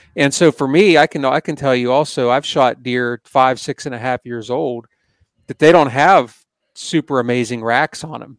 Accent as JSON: {"language": "English", "region": "Pennsylvania", "country": "United States", "tie": "born or raised there", "said": "I'm from Pennsylvania, and this is where I grew up hunting"}